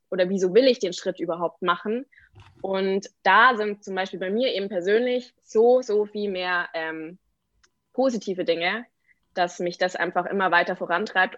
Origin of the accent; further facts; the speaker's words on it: Aichach, Bavaria, Germany; moved away; die Schreinerei in meiner Heimat in Eichach